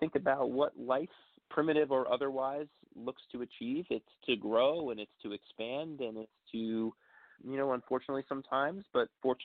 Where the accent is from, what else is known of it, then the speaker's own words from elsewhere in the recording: Long Island, New York, United States; I'm from Long Island, New York